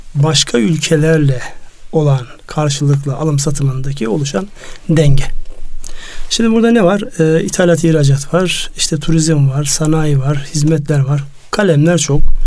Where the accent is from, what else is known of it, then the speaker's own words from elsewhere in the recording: Turkey; benim memleketimden